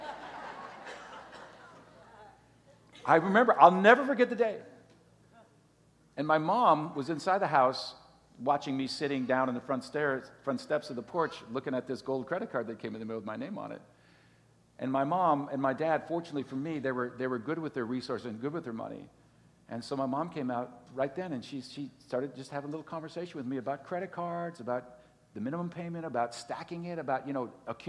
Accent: Green Bay, Wisconsin, United States; moved away as an adult; now in Miami, United States; growing up in Green Bay, Wisconsin

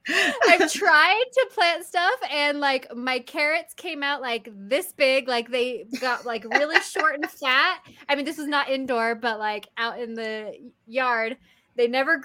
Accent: California, United States; now in Utah, United States; When I moved to Utah, I was actually shocked because I didn't know that grass died for the winter. Like, because I'm from California.

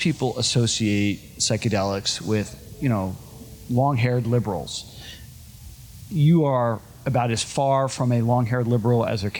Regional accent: New Jersey, United States; I'm from New Jersey

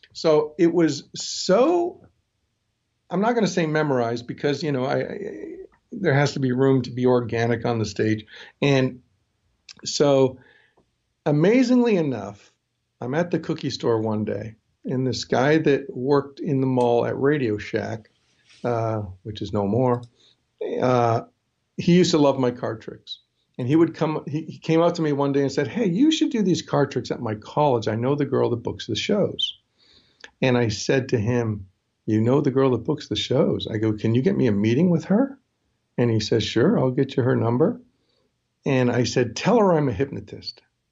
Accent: New York, United States; born there; also born or lived in Toronto, Canada; And because although I lived in Toronto, I was born in New York, so I'm American.

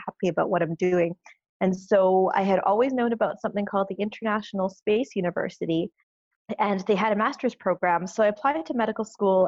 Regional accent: Canada; I'm Canadian

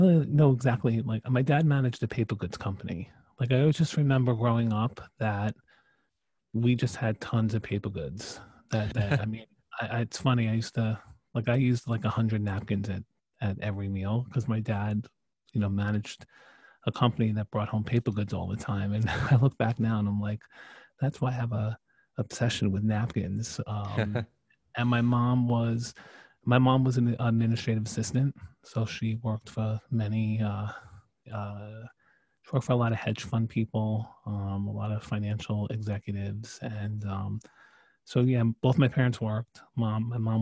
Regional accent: New York City, New York, United States; also born or lived in Staten Island, New York / Canada (mother's ancestry); I grew up in Brooklyn, New York

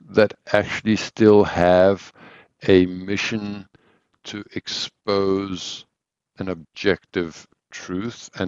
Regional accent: South Africa; moved away; also born or lived in Mauritius / Swaziland; I grew up in South Africa. Or a lot of my youth. I was always in Mauritius and Swaziland.

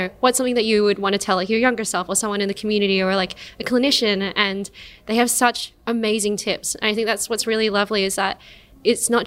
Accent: Perth, Western Australia, Australia; now in Melbourne, Australia; I grew up in Perth in a really, honestly, like really, really white little suburb

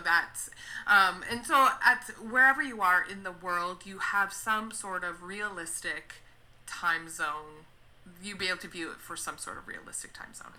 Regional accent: Canada; I'm from Canada, so uh, in Canada, my le- my registration is I'm a registered social worker.

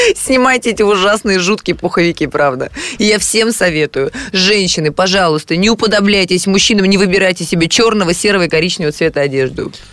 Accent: Moscow, Russia; к себе в квартиру, которая находится на такой-то улице, это мой город

